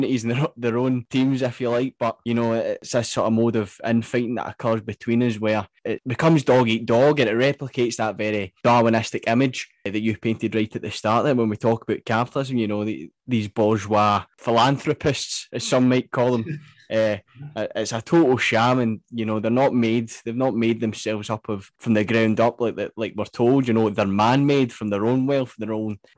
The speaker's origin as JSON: {"language": "English", "region": "Scotland", "country": "United Kingdom", "tie": "born or raised there", "said": "I was both growing up in Scotland"}